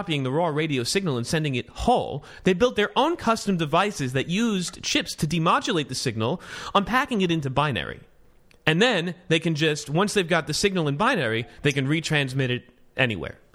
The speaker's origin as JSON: {"language": "English", "country": "United States", "said": "I'm an American."}